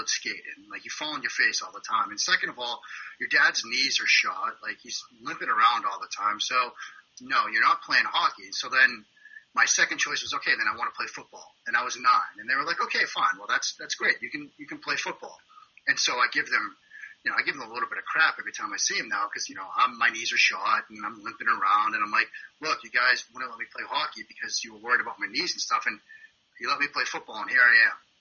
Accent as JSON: {"language": "English", "town": "Waltham", "region": "Massachusetts", "country": "United States", "tie": "born or raised there", "moved": "as an adult", "said": "Growing up in the Boston area, I grew up in Waltham, um, you know, like 10, 20 minutes outside Boston"}